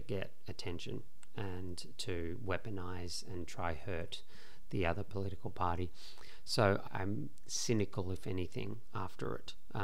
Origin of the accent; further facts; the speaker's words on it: Australia; being Australian